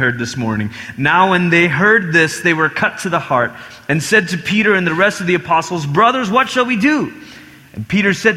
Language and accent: English; Malaysia; I grew up in Malaysia, and Malaysia is multi-ethnic, but also multi-religious